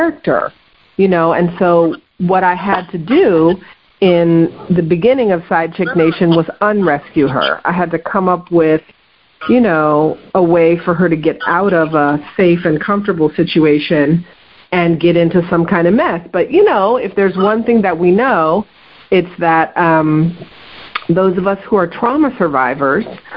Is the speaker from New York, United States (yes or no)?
no; Oakland, California, United States; also born or lived in Los Angeles, California; I was born in Los Angeles, and then came up to the Bay Area really before elementary school. So I did all my elementary school years here in the Oakland Bay Area